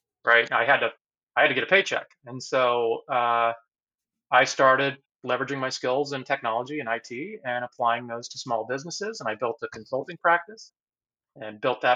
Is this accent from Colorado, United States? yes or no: yes; Boulder, Colorado, United States; moved away as an adult; also born or lived in Dallas, Texas / Ann Arbor, Michigan; now in Seattle, United States; I would say Boulder, because that's really where I went from elementary through